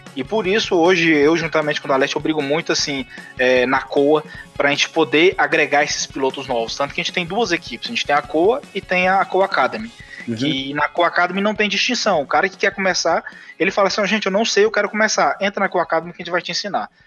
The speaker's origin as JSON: {"language": "Portuguese", "town": "Goiânia", "region": "Goiás", "country": "Brazil", "tie": "born or raised there", "said": "sou de Goiânia, natural de Goiânia"}